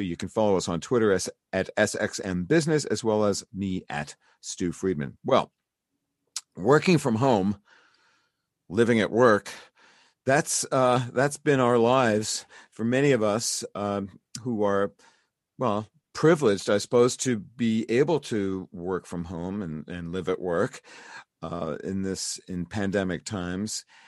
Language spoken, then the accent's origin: English; New York City, New York, United States; new york city my hometown